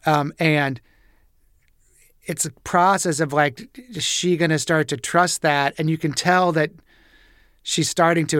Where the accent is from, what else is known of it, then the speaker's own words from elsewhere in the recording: Nebraska, United States; moved away; I'm from Nebraska originally